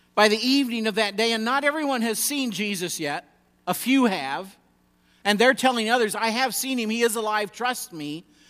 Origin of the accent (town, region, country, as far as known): United States